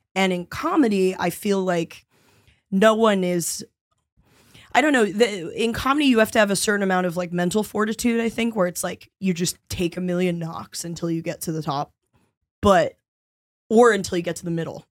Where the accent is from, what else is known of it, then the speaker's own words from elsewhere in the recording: New York City, New York, United States; I'm from around the East Village area